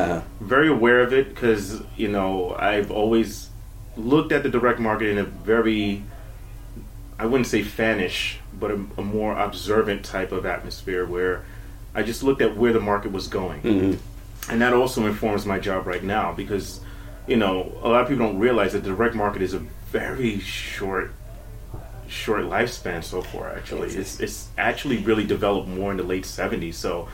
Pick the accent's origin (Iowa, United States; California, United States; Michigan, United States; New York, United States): New York, United States; New York City; I'm from here. I'm from the Bronx, born and raised.